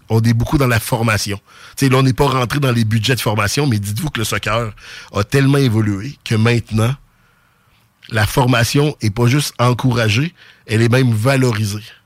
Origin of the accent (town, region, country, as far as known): Quebec City, Quebec, Canada; born or raised there; accent: Sainte-Foy